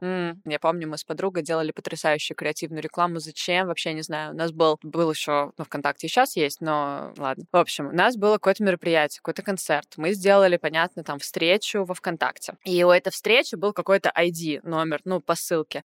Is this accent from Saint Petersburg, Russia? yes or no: yes; Saint Petersburg, Russia; в Питере, в моем родном городе